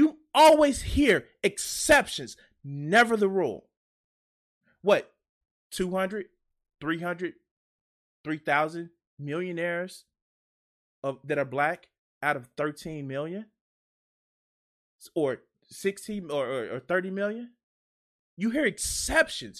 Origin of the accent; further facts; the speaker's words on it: Chicago, Illinois, United States; I'm from Chicago